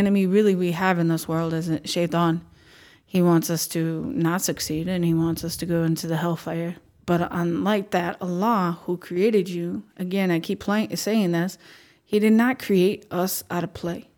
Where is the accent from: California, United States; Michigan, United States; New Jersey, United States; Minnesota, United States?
Minnesota, United States; We're Minnesotan